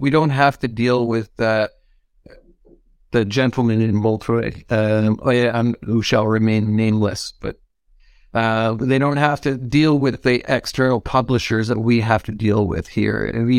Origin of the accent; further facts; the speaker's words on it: Canada; So, being Canadian, I'm going to say offer beer as part of the kind of in compensation package